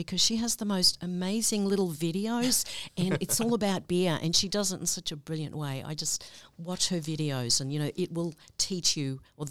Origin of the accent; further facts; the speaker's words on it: Australia; also born or lived in Chicago; now in Michigan, United States; I have a funny accent. I'm from Australia, just FYI.